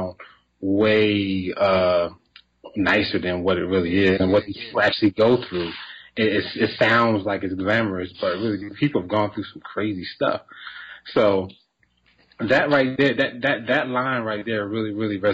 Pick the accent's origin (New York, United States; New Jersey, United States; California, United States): New Jersey, United States; moved away as an adult; now in Atlanta, United States; I'm from Jersey, though. Don't forget it. I'm from Jersey